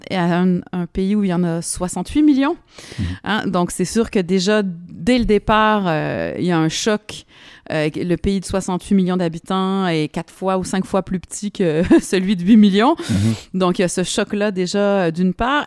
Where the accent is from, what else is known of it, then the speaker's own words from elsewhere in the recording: Montreal, Quebec, Canada; moved away as an adult; also born or lived in Lyon, France; je viens de Montréal